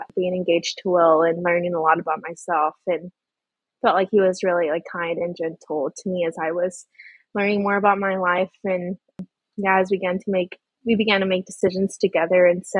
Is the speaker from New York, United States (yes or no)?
no; Rio Grande Valley, South Texas, United States; I was raised in South Texas in the Rio Grande Valley